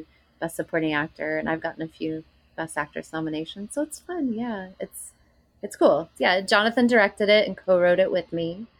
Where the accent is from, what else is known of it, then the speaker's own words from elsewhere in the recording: Greenville, South Carolina, United States; moved away; Greenville, South Carolina, which is my hometown.